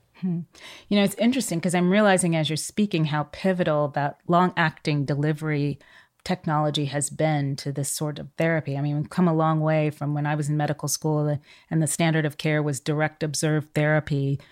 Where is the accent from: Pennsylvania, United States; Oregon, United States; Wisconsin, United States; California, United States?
California, United States; growing up in California in the seventies and eighties